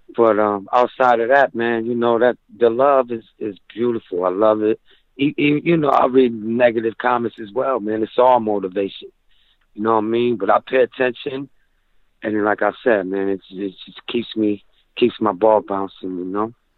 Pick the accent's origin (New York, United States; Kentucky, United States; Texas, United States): New York, United States; Rochester; in Rochester is is great. You know, it's home base